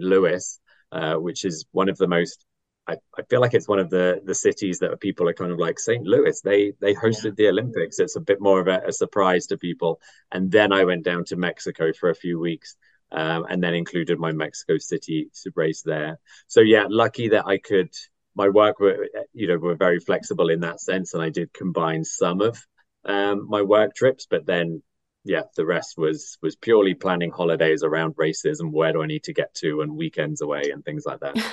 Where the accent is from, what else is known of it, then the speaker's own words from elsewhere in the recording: Athens, Attica, Greece; now in London, United Kingdom; I was born in Athens